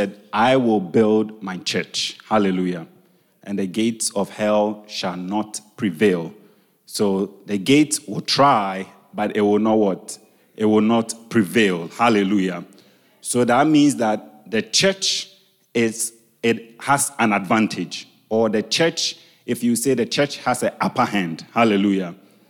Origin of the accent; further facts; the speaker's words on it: Ghana; English is a second language; I'm Ghanaian. There are things that I say in my local dialect that does not have the English translation